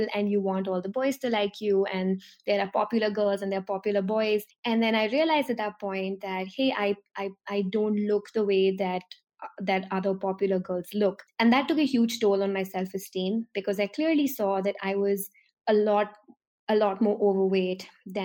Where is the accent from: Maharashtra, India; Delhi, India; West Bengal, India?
Delhi, India; I'm from Delhi, which is a city in India, and Delhi is a part of North India.